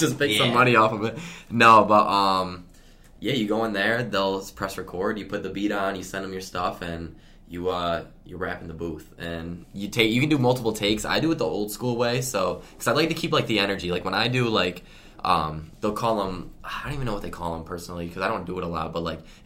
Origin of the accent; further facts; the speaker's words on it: Elmira, New York, United States; I'm from Elmira